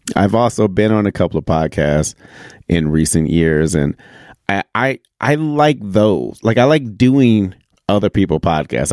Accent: Michigan, United States; moved away; being back in my home state of Michigan

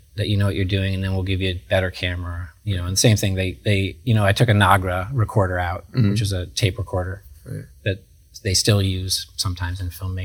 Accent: Kalamazoo, Michigan, United States; now in New York City, United States; I'm from Kalamazoo. Kalamazoo is a college town

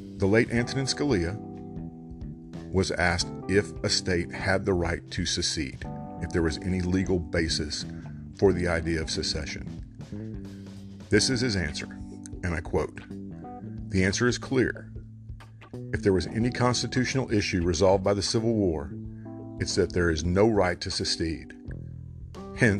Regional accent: Texas, United States; my home state of Texas

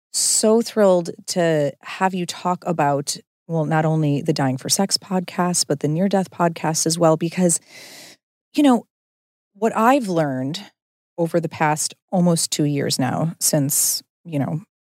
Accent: Midwest, United States; It's because we're both from the Midwest.

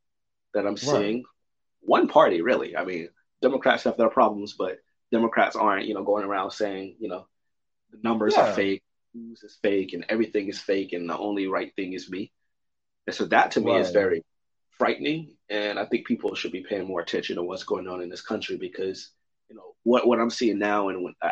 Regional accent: United States; as an American

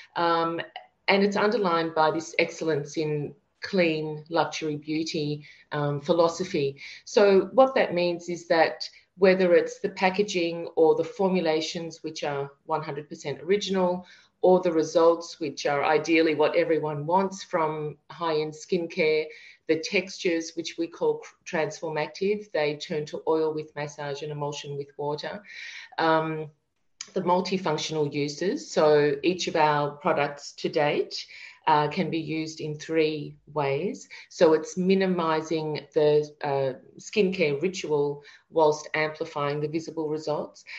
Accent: Melbourne, Victoria, Australia; moved away as an adult; also born or lived in France; now in Paris, France; we're from Melbourne, Australia, and uh, we have, you know, a lovely home near the beach

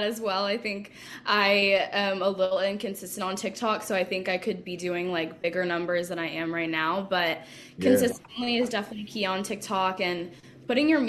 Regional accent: Seattle, Washington, United States; moved away; I'm from Seattle

